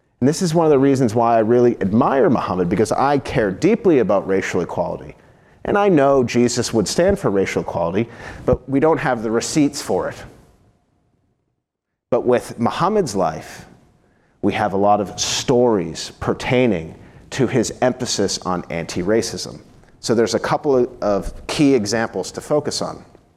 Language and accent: English; United States; as an American